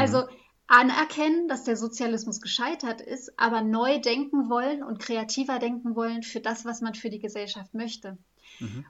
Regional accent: West Germany, Germany; moved away as an adult; als Westdeutsche

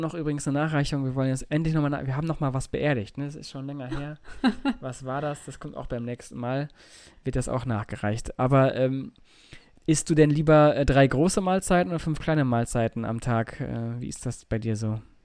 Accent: Germany; Bei uns in Deutschland

